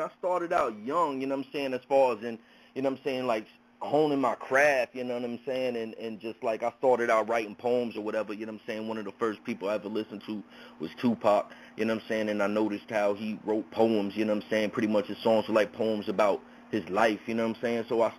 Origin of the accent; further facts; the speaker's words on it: Newport News, Virginia, United States; I hail from Bad News, Virginia, you know what I'm saying? That's Newport News, Virginia